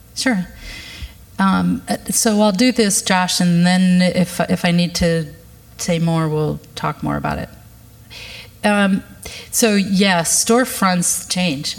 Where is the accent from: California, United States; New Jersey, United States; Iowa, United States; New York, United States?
Iowa, United States; Fort Dodge; now in Minneapolis, United States; I grew up in Fort Dodge